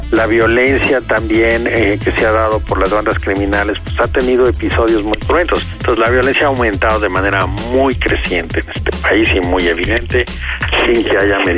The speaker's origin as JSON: {"language": "Spanish", "country": "Mexico"}